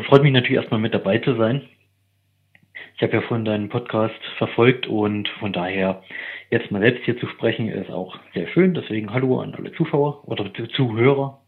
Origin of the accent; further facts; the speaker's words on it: eastern Germany, Germany; moved away; also ich komme ursprünglich aus dem Osten